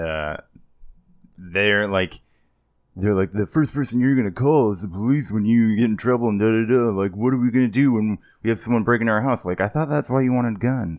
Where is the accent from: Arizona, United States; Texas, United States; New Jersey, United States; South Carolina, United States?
Arizona, United States; Kingman; my hometown in Kingman